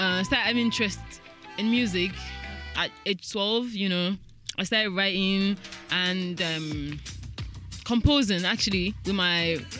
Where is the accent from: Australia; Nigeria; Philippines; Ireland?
Nigeria; Ogun State; Yeah, I'm a Muslim. I hail from Ogun State. I'm a Yoruba girl.